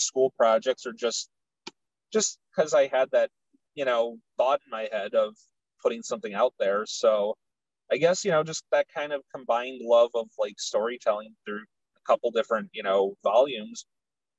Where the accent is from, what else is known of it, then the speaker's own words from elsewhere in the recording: Chicago, Illinois, United States; where I grew up is in Chicago, but it's, like, the furthest northwest side neighborhood you could be